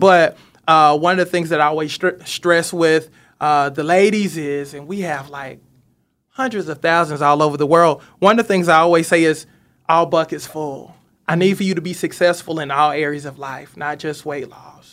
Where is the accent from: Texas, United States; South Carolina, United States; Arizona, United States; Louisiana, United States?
South Carolina, United States; Seneca; moved away; I'm from Seneca, South Ca-, South Carolina, so it's kinda like home